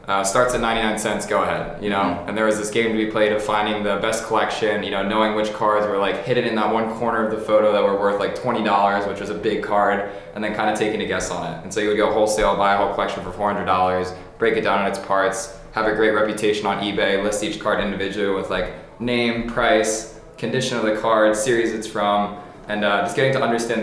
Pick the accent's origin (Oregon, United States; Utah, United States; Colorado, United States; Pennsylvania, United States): Pennsylvania, United States; Philadelphia; Grew up in Philadelphia, outside the city.